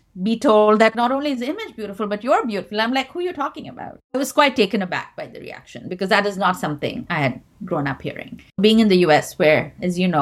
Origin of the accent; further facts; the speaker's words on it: India; moved away; growing up in India